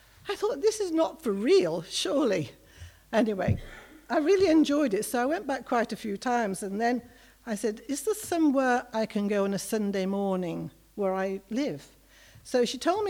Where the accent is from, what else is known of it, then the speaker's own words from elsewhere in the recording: Liverpool, North West England, United Kingdom; moved away as an adult; also born or lived in Johannesburg; I grew up in Liverpool, as probably a lot of you know, 60s and 70s.